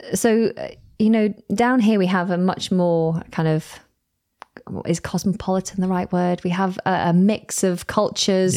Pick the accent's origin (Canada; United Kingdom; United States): United Kingdom; Manchester, North West England; first language English; moved away as an adult; also born or lived in Southport, Merseyside / London; now in South of England, United Kingdom; I was brought up mostly around Manchester.